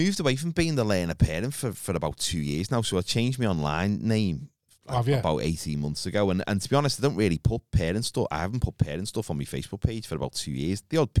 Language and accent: English; Liverpool, North West England, United Kingdom; accent: Scouse; They didn't know I was Scouse. A lot of them thought I was from London.